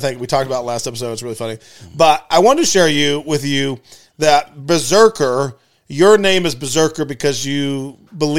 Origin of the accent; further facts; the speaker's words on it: United States; as an American